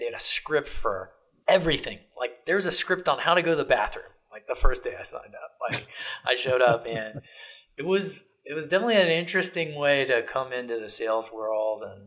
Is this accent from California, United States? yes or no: no; Ohio, United States; moved away; I was from Ohio